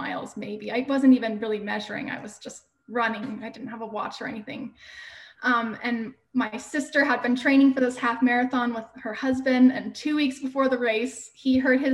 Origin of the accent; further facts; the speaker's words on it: Houston, Texas, United States; moved away as an adult; also born or lived in Utah; I grew up in Houston